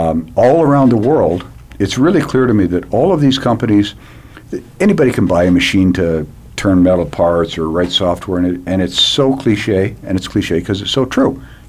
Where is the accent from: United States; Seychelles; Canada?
Canada; and I was this dweeb from Canada.